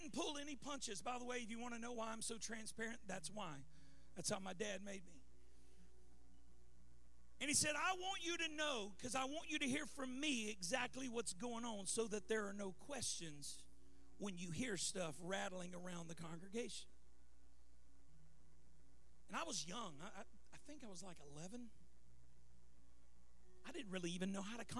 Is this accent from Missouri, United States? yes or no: no; Baton Rouge, Louisiana, United States; moved away; also born or lived in California; I moved here from California, but I grew up in Baton Rouge, and we lived through a few hurricanes growing up